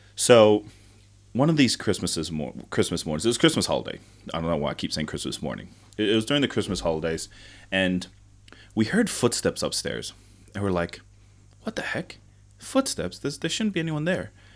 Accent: Tonga; now in New Zealand; I grew up in Tonga, I remember quite vividly spending lots and lots of time with family

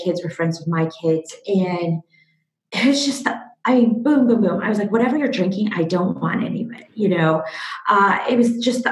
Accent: Seattle, Washington, United States; also born or lived in Kyiv, Ukraine; I was born in Kiev in the former Soviet Union in the Ukraine and moved over to America when I was about 6 years old with my parents. Grew up in Seattle

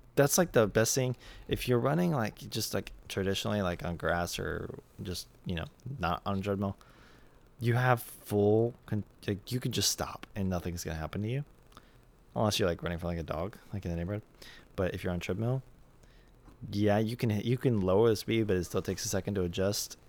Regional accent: United States; I'm American

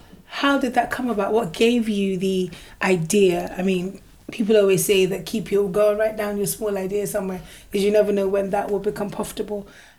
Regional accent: Nigeria; I'm Nigerian

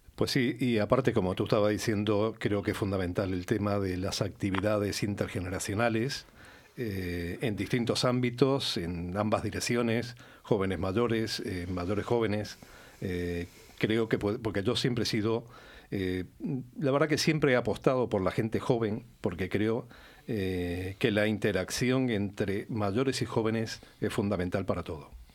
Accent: Uruguay; now in Málaga, Spain; yo nací en Uruguay, me he criado en Uruguay.

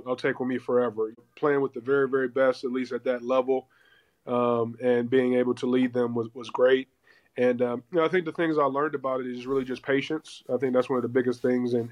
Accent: Ohio, United States; moved away as an adult; also born or lived in Seattle / Detroit; I'm from Ohio

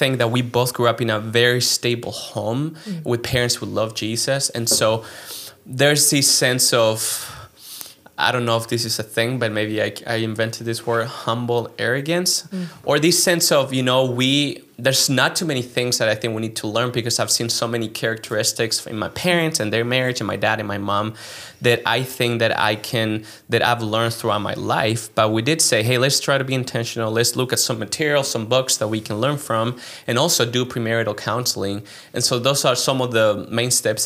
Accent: Chile; English is a second language; moved away as an adult; also born or lived in Philadelphia, United States / New York, United States; now in United States; I am originally from Chile, and I grew up there

